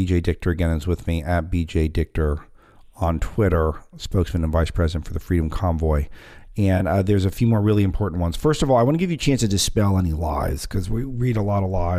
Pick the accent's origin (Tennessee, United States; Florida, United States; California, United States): California, United States; Southern; moved away; I don't live in the warmest part of the world at the moment, but I grew up in Southern California where, you know, I joke on the show, 59 degrees is cold.